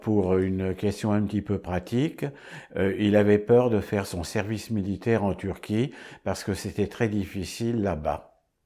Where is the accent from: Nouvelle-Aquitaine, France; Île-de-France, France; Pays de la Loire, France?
Île-de-France, France; Paris; Je suis né à Paris en 1932